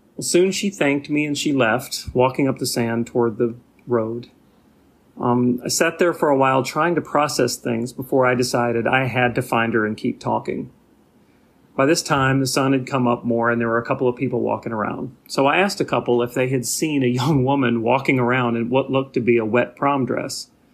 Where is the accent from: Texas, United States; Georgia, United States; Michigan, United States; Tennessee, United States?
Tennessee, United States; Nashville; moved away as an adult; now in Saint Paul, United States; I just left my hometown of Nashville to start my life over here in Saint Paul